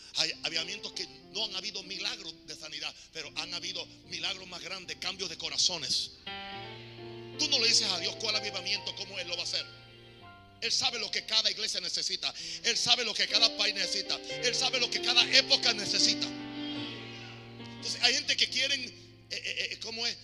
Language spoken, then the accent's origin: Spanish; United States; now in Panama; Y eso viene de Gringolandia yo soy gringo.